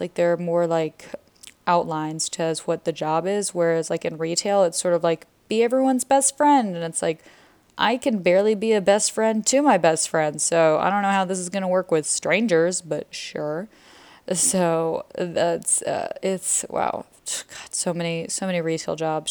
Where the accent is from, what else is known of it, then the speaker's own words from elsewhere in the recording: Atlanta, Georgia, United States; moved away as an adult; now in Israel; I'm from Georgia